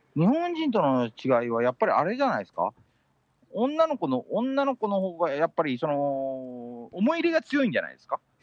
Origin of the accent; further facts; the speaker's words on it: Metro Manila, Philippines; メトロマニラで好きなスポットはやっぱり地元、実家